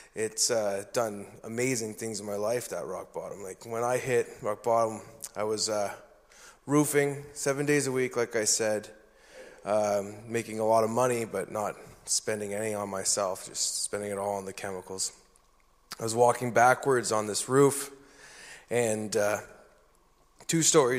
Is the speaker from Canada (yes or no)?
yes; New Brunswick, Canada; I was born and raised in New Brunswick